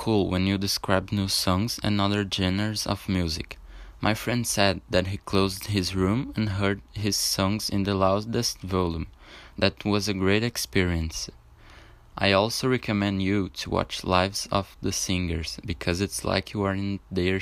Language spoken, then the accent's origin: English; Brazil; English is a second language; I'm from Brazil